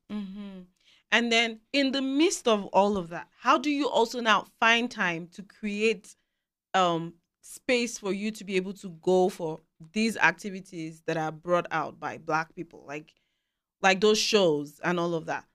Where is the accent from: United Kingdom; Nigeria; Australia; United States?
Nigeria; moved away as an adult; now in Canada; where we're coming from, I speak as a Nigerian